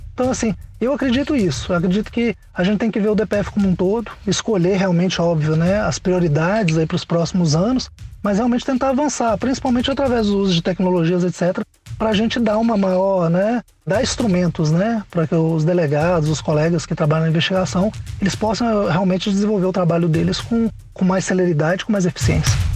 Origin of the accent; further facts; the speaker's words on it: Minas Gerais, Brazil; moved away; also born or lived in Goiás / Mato Grosso; voltei pra casa, voltei pra Minas, né, tava no Goiás, voltei pra Minas